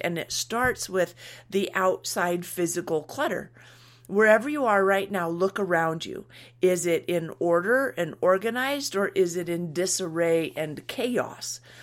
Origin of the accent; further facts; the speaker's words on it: United States; we're American